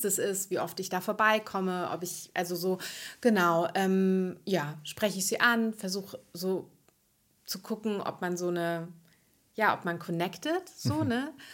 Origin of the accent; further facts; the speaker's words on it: near Frankfurt am Main, Hesse, Germany; moved away as an adult; now in Berlin, Germany; Ich komme ursprünglich, ähm, aus der Nähe von Frankfurt am Main und habe viele Jahre in Frankfurt gelebt